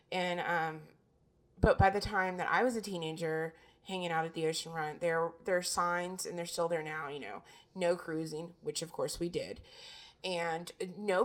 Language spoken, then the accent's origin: English; Virginia Beach, Virginia, United States; growing up in Virginia Beach